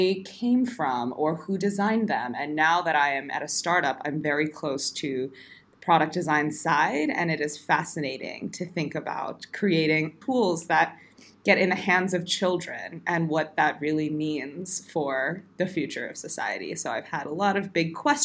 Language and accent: English; New Jersey, United States; first language English; moved away as an adult; also born or lived in New York City / Montreal; now in Stockholm, Sweden; I'm from the U.S., born and raised in New Jersey